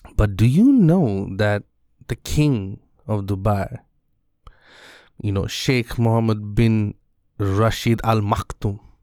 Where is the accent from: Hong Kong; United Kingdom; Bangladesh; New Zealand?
Bangladesh; in my country in bangladesh